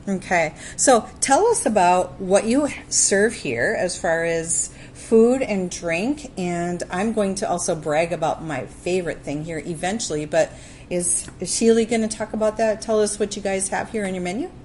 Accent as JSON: {"language": "English", "region": "Wisconsin", "country": "United States", "tie": "born or raised there", "said": "I grew up in Wisconsin"}